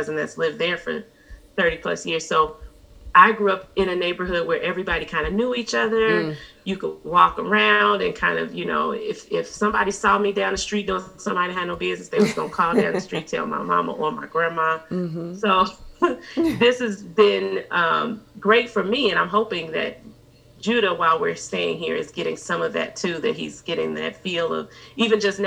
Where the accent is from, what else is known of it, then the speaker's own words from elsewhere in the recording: Chicago, Illinois, United States; we're in the house that I grew up in, on the block that I grew up